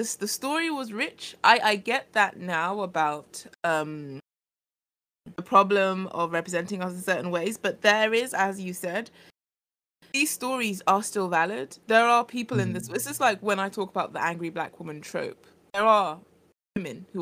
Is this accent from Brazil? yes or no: no; United Kingdom; as a British woman